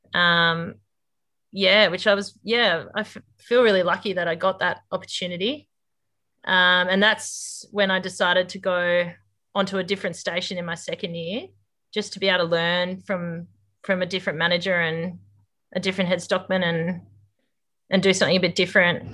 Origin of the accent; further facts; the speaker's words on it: Corindi, New South Wales, Australia; moved away as an adult; also born or lived in Armidale; now in Darwin, Australia; I grew up near Corindi, um, on a mixed farming place there with my parents